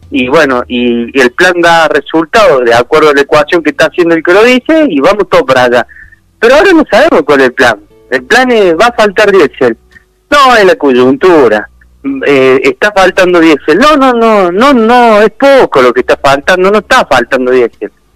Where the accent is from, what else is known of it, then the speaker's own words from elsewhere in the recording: Argentina; nosotros como argentinos